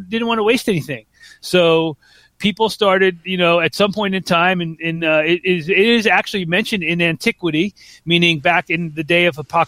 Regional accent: Long Island, New York, United States; we had a garden growing up on Long Island

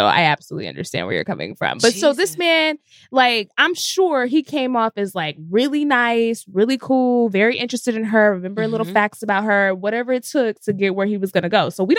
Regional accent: Frisco, Texas, United States; moved away; I'm from Dallas, Texas. Like Frisco

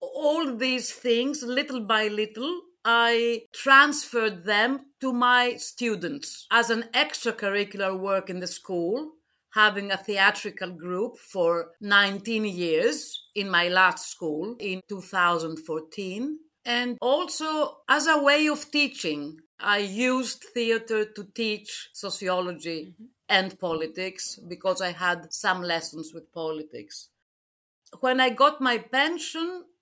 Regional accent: Athens, Attica, Greece; I'm from Athens, Greece

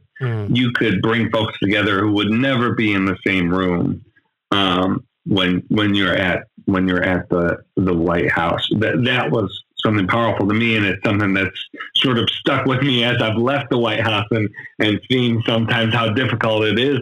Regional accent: Buffalo, New York, United States; I'm from Buffalo, New York

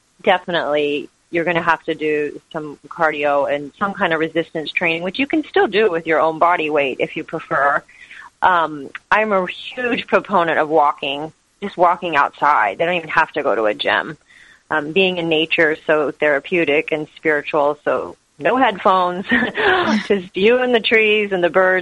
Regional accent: Kansas, United States; moved away as an adult; now in San Diego, United States; I was born and raised in Kansas, and after college, I moved to San Diego.

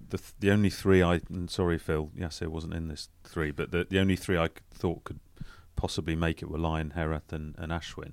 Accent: England, United Kingdom; as Englishman

